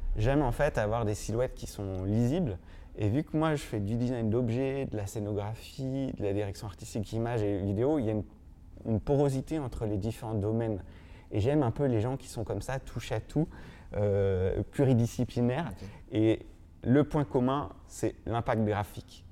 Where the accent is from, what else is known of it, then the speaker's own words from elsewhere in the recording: Normandy, France; je suis né en Normandie